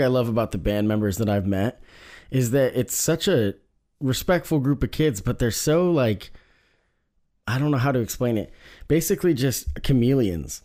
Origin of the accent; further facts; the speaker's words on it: Eugene, Oregon, United States; Growing up in Eugene